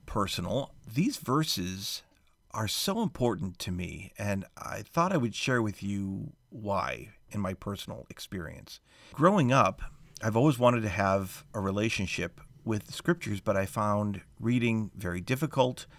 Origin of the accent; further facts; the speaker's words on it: United States; as an American